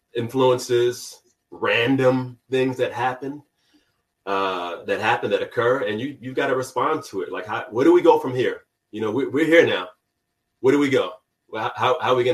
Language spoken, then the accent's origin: English; New York, United States; also born or lived in California; even though I grew up in New York